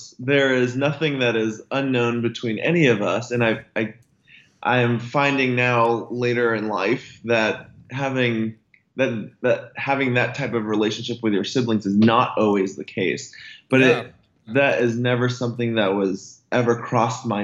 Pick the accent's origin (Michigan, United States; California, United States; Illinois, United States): California, United States; San Jose; moved away as an adult; also born or lived in Colorado; I grew up in the Bay Area, specifically in San Jose / Los Gatos area